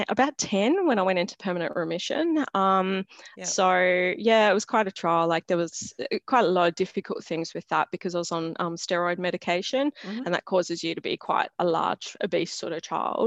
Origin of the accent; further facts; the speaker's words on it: Sydney, New South Wales, Australia; I grew up not far from here. So I live in Western Sydney